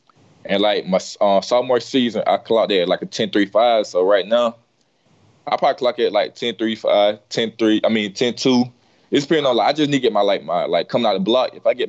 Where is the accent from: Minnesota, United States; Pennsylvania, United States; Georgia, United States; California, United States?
Georgia, United States; born or raised there